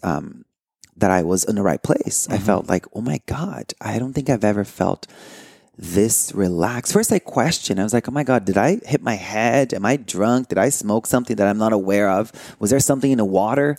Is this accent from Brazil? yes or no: yes; Brazil; moved away; I grew up in Brazil